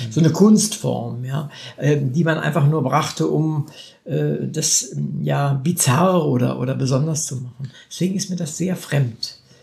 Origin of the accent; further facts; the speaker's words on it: Wolfenbüttel, Lower Saxony, Germany; ich Norddeutscher bin. Also ich komme aus Wolfenbüttel, ziemlich äh, dialektfrei, fast Hannover.